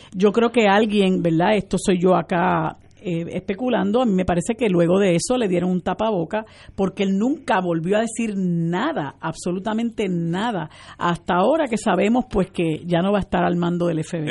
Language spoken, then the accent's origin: Spanish; Puerto Rico; todos somos puertorriqueños